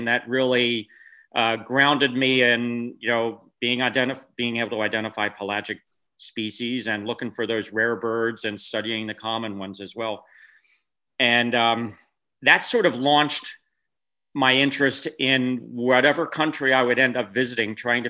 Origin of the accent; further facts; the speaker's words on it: East Coast, United States; now in California, United States; Well, I grew up in the East Coast and went to high school in the East Coast. I went to Villanova University outside of Philadelphia.